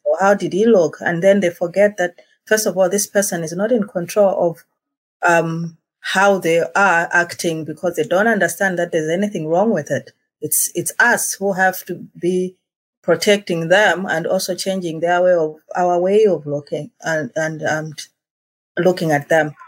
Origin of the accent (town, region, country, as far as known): Malawi; now in Eswatini